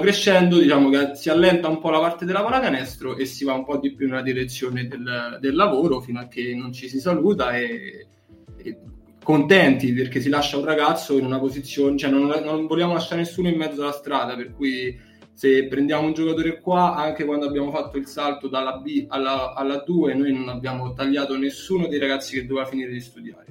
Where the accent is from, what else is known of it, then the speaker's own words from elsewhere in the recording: Bracciano, Lazio, Italy; Sono di Bracciano, che è un paesino a nord di Roma, facevo su e giù perché non, all'epoca non stavo in foresteria.